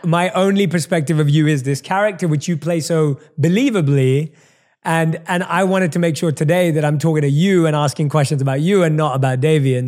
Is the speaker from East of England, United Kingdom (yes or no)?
no; London, United Kingdom; accent: British; moved away as an adult; now in Los Angeles, United States; I'm obviously born and raised in London, hence the British accent